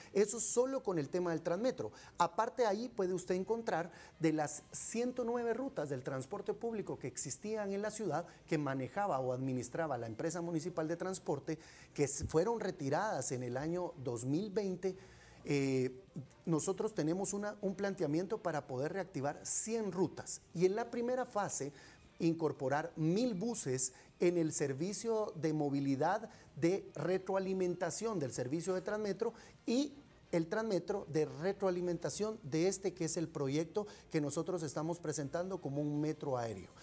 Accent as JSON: {"language": "Spanish", "country": "Guatemala", "said": "todos los guatemaltecos"}